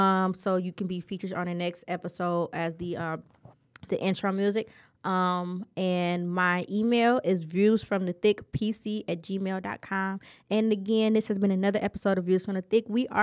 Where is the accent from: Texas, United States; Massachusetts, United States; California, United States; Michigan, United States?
Michigan, United States; Detroit; No, I grew up on the East Side. I'm from 7 Mile and Gresham. I'm from the Red Zone.